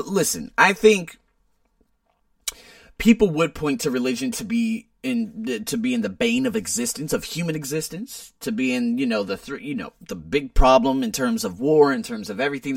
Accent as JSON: {"language": "English", "country": "United States", "said": "I'm American"}